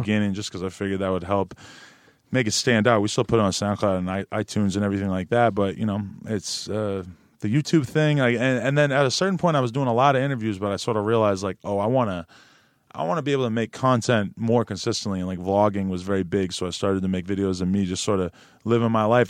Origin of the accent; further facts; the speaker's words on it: Nashua, New Hampshire, United States; now in Los Angeles, United States; where I grew up in New Hampshire